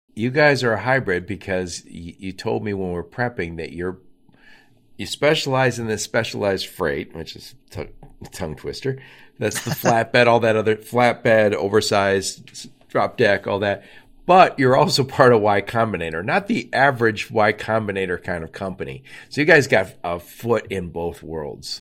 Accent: Michigan, United States; another Michigander

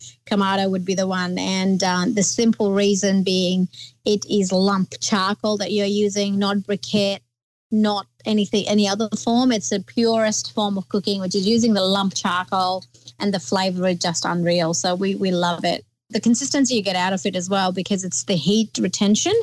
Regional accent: Nepal; now in Townsville, Australia; growing up in Nepal

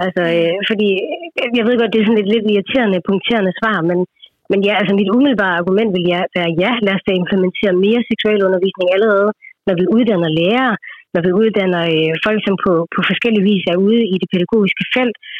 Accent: India; now in Denmark; nu kommer jeg fra Indien oprindeligt

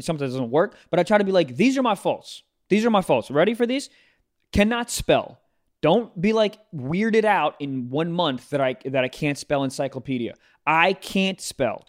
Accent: Maryland, United States; my home state of Maryland

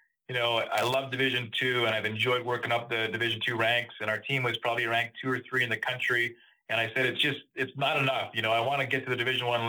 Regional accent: Northern Canada, Canada; now in South Bend, United States; it was a great spot to grow up in Northern Canada

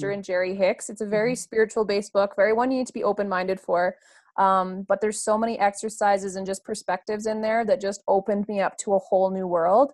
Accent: Hinton, Alberta, Canada; moved away as an adult; also born or lived in Spruce Grove, Alberta; I am originally from Hinton, Alberta. I grew up in the small town outside of the Rockies.

